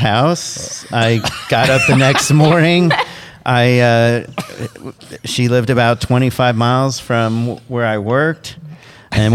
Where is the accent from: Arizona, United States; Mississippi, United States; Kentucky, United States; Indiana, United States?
Indiana, United States; Indianapolis; moved away as an adult; also born or lived in New Jersey / Charlotte, North Carolina; now in New York City, United States; I grew up in Indianapolis